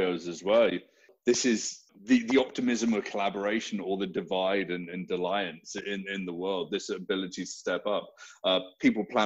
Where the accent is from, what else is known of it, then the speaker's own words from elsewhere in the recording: United Kingdom; now in Toronto, Canada; I'm obviously a naturalized Canadian, British at birth